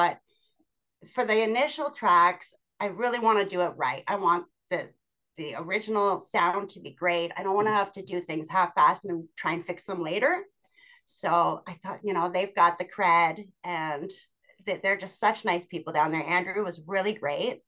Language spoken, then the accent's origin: English; Hamilton, Ontario, Canada; also born or lived in Toronto; born and raised here in Hamilton